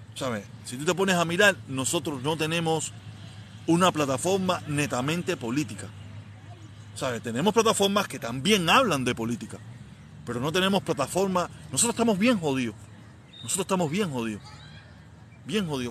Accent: Havana, Cuba; moved away as an adult; now in Miami, United States; yo soy de La Habana, soy nacido y criado en El Vedado

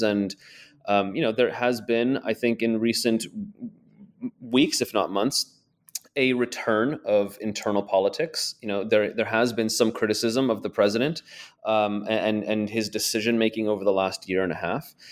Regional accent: United States; now in Ukraine; my home country of the United States

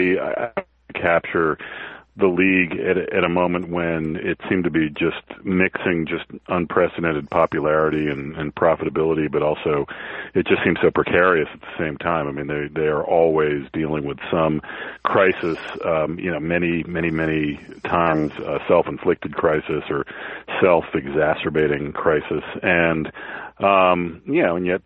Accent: Newton, Massachusetts, United States; moved away as an adult; also born or lived in Boston; I grew up in Newton, Mass, and I was, but then I lived in Boston in my early 20s, but since, I guess, 1994, I haven't lived there

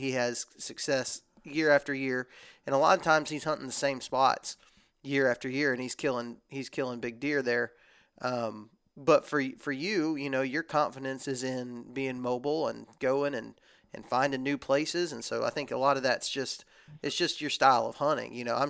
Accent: Texas, United States; born or raised there; now in Alabama, United States

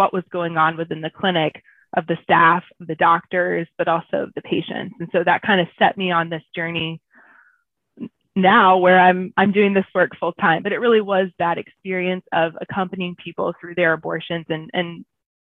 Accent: Southeast Georgia, United States; I grew up in Southeast Georgia in a small town

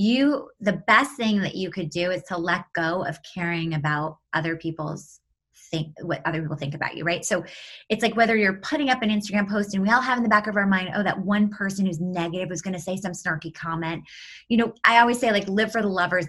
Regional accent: New York City, New York, United States; moved away as an adult; now in California, United States; New York City, and now I live in California, but I'm a New Yorker at heart for sure

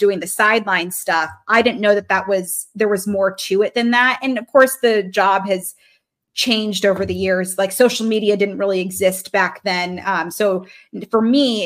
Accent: Reno, Nevada, United States; also born or lived in Baltimore, Maryland; I'm from Reno. So we're living in Reno

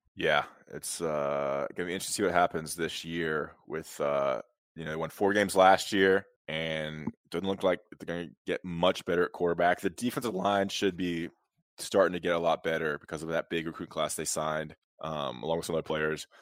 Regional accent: Greensboro, North Carolina, United States; I grew up in Greensboro, Jefferson

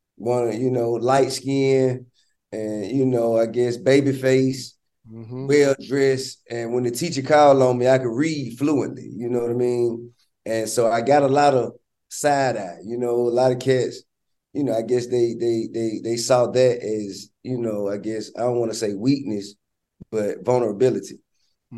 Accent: Atlanta, Georgia, United States; I'm from Bankhead

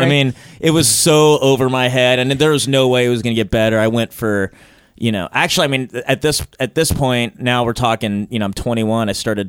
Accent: Long Beach, California, United States; I'm from Long Beach

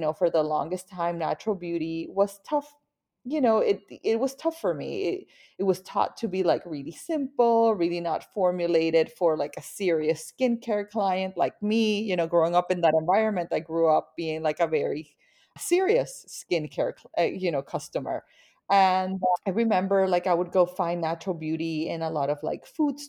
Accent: Barranquilla, Atlántico, Colombia; So I grew up in Barranquilla, Colombia. So I am a Latin woman and I grew up surrounded by a very vibrant Latin culture. Barranquilla is in the Caribbean coast and it's kind of like your dream Latin town, you know, like always warm

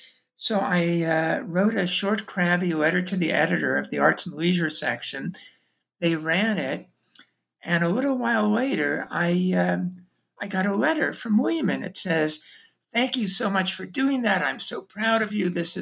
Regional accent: New York City, New York, United States; Sure. Well, I'm from Brooklyn originally.

